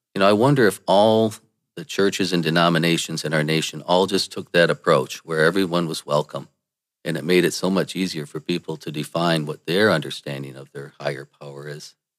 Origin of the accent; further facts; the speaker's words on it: Saginaw, Michigan, United States; I was born in Saginaw, Michigan